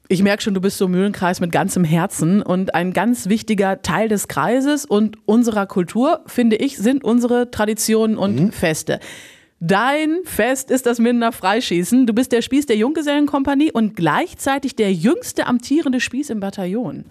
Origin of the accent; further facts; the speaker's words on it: Lübbecke, North Rhine-Westphalia, Germany; ich komme ja aus dem Raum mhm. Lübbecke